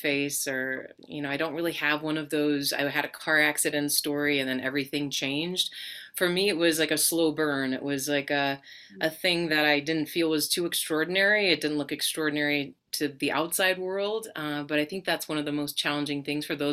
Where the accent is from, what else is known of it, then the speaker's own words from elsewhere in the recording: Colorado, United States; I grew up in Colorado